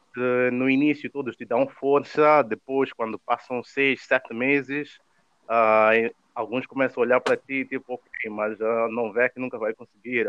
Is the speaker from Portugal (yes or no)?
no; Mozambique; moved away as an adult; now in Rome, Italy; quando nós estamos a vir eh, da África